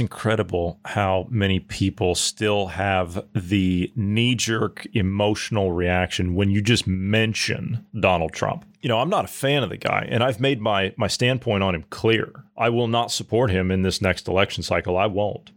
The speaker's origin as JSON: {"language": "English", "country": "United States", "said": "as an American"}